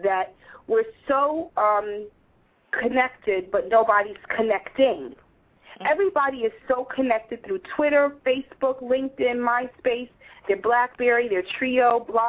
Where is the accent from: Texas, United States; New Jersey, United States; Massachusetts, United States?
New Jersey, United States; where we grew up in Jersey. It was a small town, and everybody knew everybody else